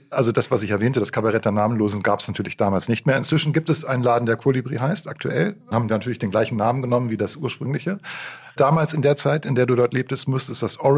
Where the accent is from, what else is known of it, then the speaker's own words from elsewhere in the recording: Celle, Lower Saxony, Germany; also born or lived in Hamburg; Ich bin zwar in Hamburg geboren, aber dann in Celle groß geworden, also in Nieders